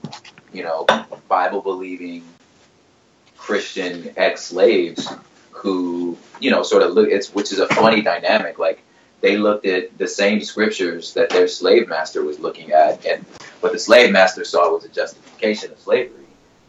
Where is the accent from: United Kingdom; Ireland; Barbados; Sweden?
Ireland; born there; I just happened to be born in Ireland. You know what I'm saying? My parents were in the military, and I was born in Ireland.